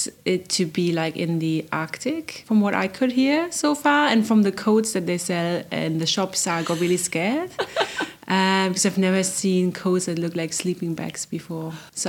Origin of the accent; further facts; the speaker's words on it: Berlin, Germany; moved away as an adult; also born or lived in London; I used to live 5 years in London, so I'm more so I came from London to... So I grew up in Berlin, moved to London, and then came here in April.